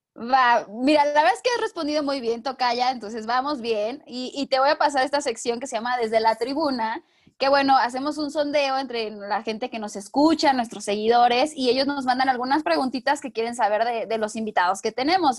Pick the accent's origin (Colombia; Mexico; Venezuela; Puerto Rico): Mexico; soy de México